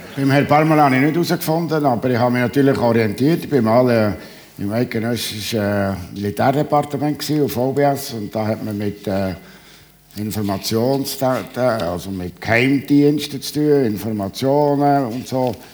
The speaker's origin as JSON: {"language": "German", "region": "Bernese Oberland", "country": "Switzerland", "said": "als Berner Oberländer"}